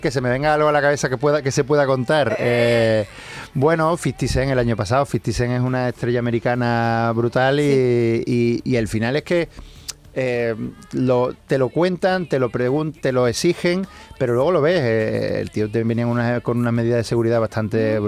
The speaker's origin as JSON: {"language": "Spanish", "town": "Seville", "region": "Andalusia", "country": "Spain", "said": "como sevillano"}